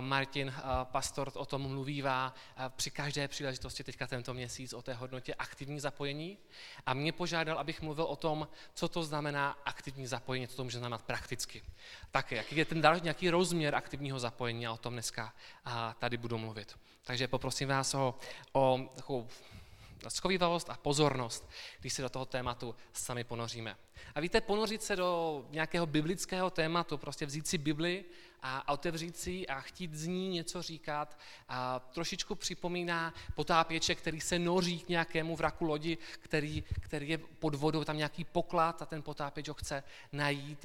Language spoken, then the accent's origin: Czech; South Moravian Region, Czechia; moved away as an adult; also born or lived in Brno; now in Kolín, Czech Republic; já pocházím z Jižní Moravy, kde jsem, a, kde jsem vyrůstal.